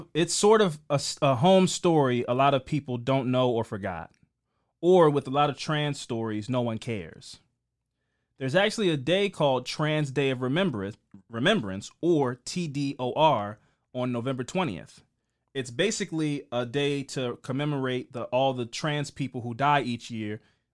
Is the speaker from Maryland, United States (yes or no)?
no; Nebraska, United States; I'm trans and from Nebraska and lived in Omaha, which is about 45 minutes from Lincoln.